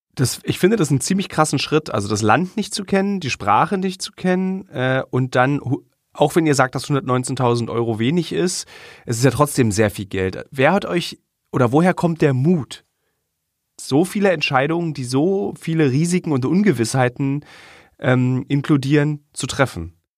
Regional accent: Berlin, Germany; ich als Berliner, der in Berlin geboren ist

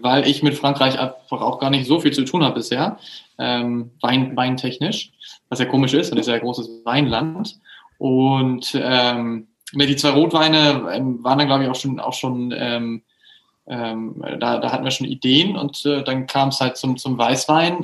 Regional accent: Hamburg, Germany; now in Düsseldorf, Germany; ich wohne in Düsseldorf aktuell, ich komme eigentlich ursprünglich aus Hamburg

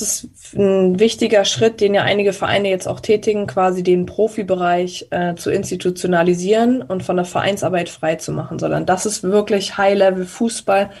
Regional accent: Germany; bei uns in Deutschland

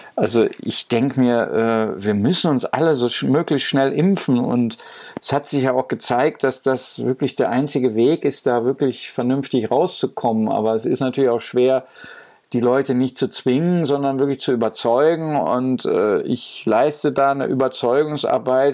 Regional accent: Goch, North Rhine-Westphalia, Germany; moved away; mit Goch bin ich auch sehr verbunden über das Museum und äh, so meine Heimatstadt so zu besuchen

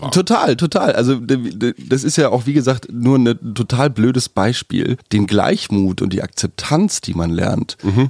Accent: Germany; now in Berlin, Germany; aufgrund meiner Herkunft als Deutscher

